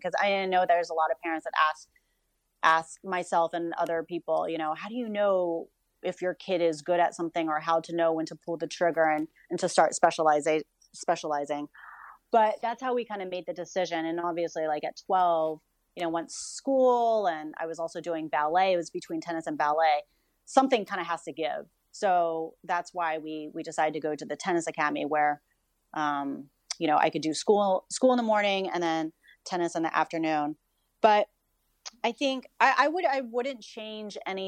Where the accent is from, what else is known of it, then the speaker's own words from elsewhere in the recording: Mexico, Missouri, United States; I was born in Mexico, Missouri